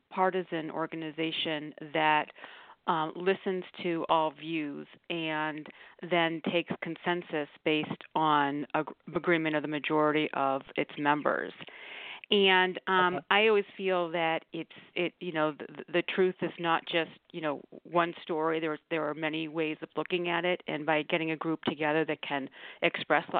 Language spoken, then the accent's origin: English; St. Louis, Missouri, United States; also born or lived in Brussels, Belgium; now in New York, United States; I grew up in St. Louis, but actually my father had a job that took us to Europe.